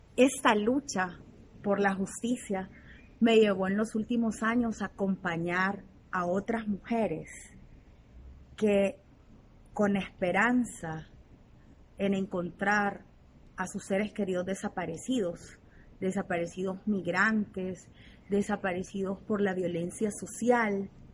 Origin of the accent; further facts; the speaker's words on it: El Salvador; nací en El Salvador